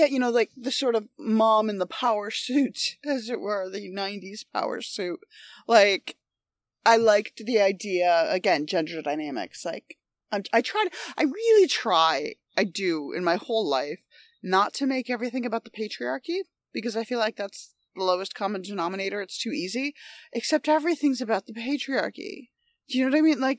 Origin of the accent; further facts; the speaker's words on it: New York, United States; In upstate New York, and so we always kind of that was just sort of a figure that that loomed large in my childhood